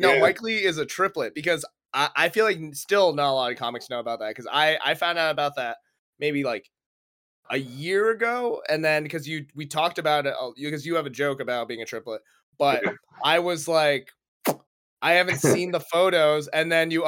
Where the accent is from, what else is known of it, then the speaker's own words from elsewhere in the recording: Philippines; I kind of did get forced into nursing because my older sister, and being Filipino, she was a nurse.